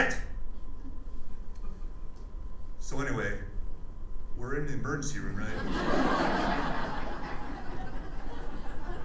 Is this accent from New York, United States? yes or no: no; Wisconsin, United States; now in Phoenix, United States; I grew up in Wisconsin